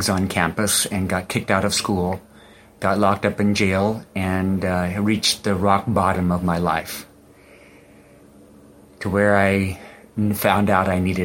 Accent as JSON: {"language": "English", "country": "United States", "tie": "born or raised there", "moved": "as an adult", "lives_now": "Indonesia", "said": "I was born and raised in America"}